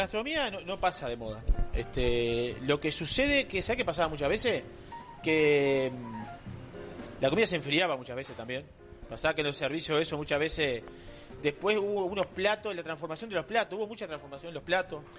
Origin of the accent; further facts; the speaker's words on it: Cuchilla Alta, Canelones, Uruguay; soy de Cuchilla Alta, de Canelones